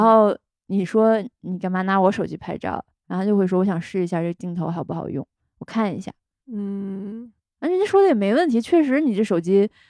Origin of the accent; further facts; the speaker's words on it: China; 尤其是咱们中国人